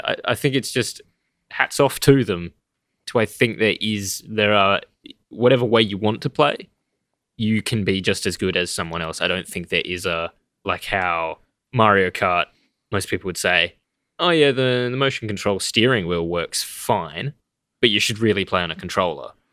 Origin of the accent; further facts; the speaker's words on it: Australia; we're Australian